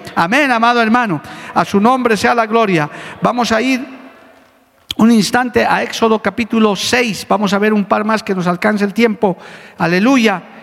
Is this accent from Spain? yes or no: no; Bolivia; como bolivianos, como aymaras, como quechos de esas nuestras culturas ancestrales